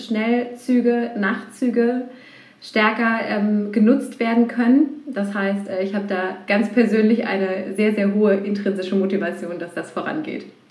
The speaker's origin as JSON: {"language": "German", "region": "Berlin", "country": "Germany", "tie": "born or raised there", "moved": "as an adult", "lives_now": "Cologne, Germany", "said": "ich bin äh, gebürtige Berlinerin"}